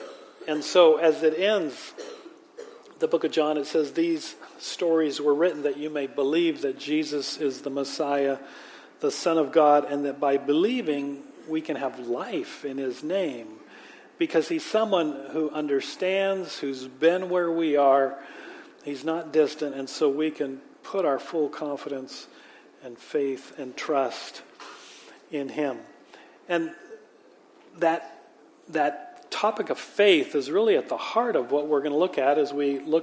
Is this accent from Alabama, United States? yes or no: no; Manchester, Washington, United States; moved away; me growing up in Manchester, which is in Port Orchard